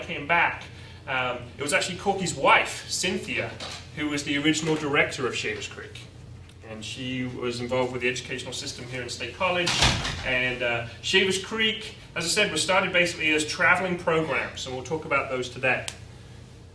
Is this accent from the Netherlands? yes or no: no; England, United Kingdom; moved away as an adult; now in United States; I'm English